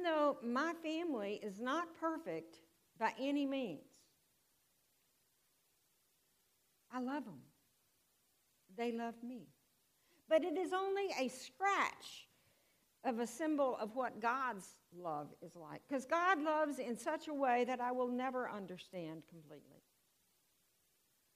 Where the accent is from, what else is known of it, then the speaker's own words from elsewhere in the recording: Houston, Texas, United States; I was raised in Houston